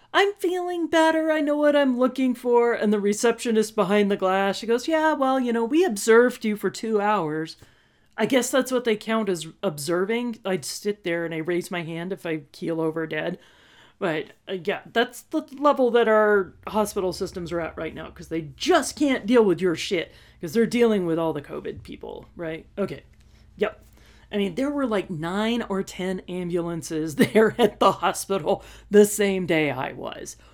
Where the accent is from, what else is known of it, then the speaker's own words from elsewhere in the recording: Texas, United States; we're from Texas